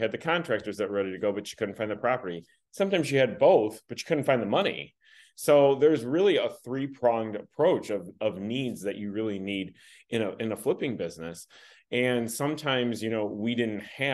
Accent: Michigan, United States; I've been born and raised in Michigan

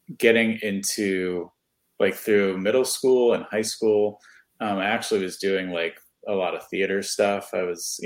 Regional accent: New York City, New York, United States; moved away as an adult; also born or lived in Poughkeepsie, New York / Brooklyn, New York; now in Central Florida, United States; I'm originally from New York. I was born in the Bronx.

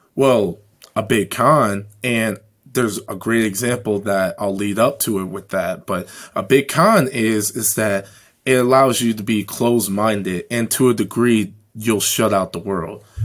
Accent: Chicago, Illinois, United States; growing up in Chicago

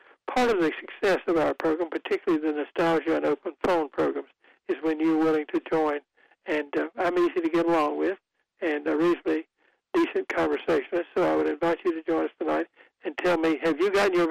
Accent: Goldsboro, North Carolina, United States; my hometown of Goldsboro and Wayne County

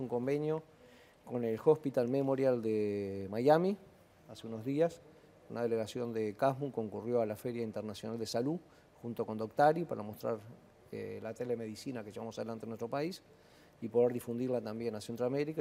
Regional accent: Uruguay

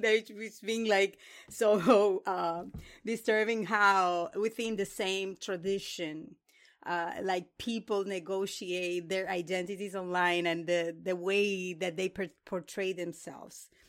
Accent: Dominican Republic; moved away; I was born in the Dominican Republic

